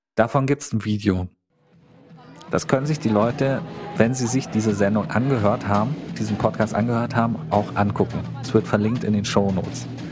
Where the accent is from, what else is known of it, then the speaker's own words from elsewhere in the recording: Teltow, Brandenburg, Germany; Ich bin in Teltow zur Schule gegangen